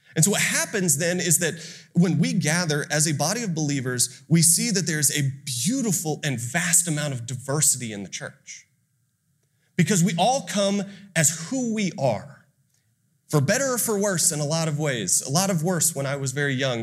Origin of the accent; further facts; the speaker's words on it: Austin, Texas, United States; also born or lived in Ohio; I'm from Austin, it's right down the road